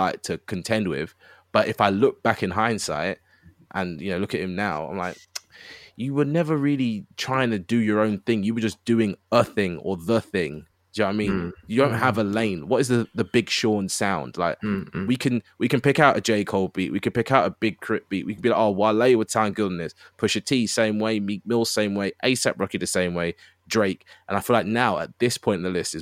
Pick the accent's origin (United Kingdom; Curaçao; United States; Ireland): United Kingdom; I'm British